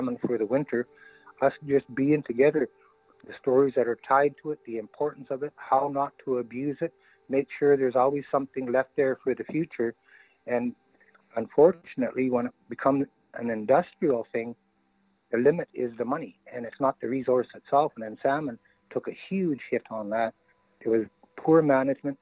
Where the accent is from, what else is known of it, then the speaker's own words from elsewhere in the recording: Wet'suwet'en territory, born in Prince Rupert, British Columbia, Canada; also born or lived in North Pacific Cannery, British Columbia; in the winters, we were raised in Tulpa on the territory here